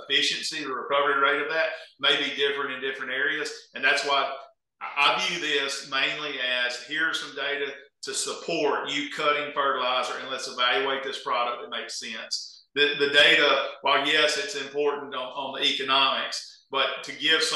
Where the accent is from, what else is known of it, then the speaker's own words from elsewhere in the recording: the South, Southern United States, United States; accent: southern; my southern accent